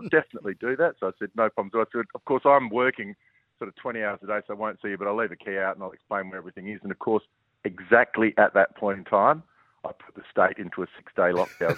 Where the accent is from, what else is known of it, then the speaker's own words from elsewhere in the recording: Port Adelaide, South Australia, Australia; I grew up in Port Adelaide